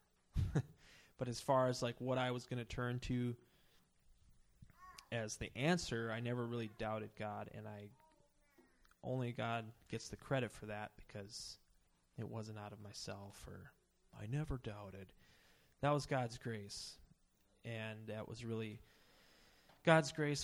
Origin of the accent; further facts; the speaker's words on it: Emily, Minnesota, United States; also born or lived in St. Paul; I grew up in Emily, if you know where that is. It's near here.